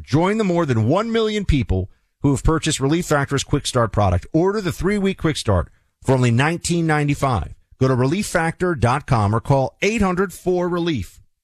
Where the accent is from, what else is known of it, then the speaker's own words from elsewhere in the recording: United States; I am an American.